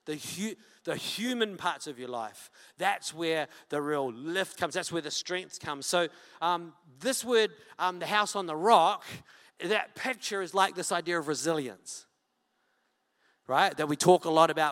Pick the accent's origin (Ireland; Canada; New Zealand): New Zealand; Wellington; I'm from Wellington.